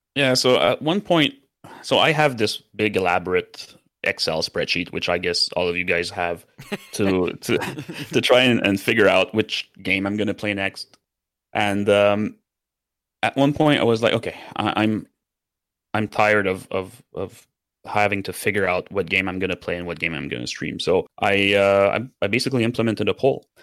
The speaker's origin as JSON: {"language": "English", "country": "Canada", "first_language": "French", "second_language": "English", "said": "I'm a French Canadian, so my first language is French"}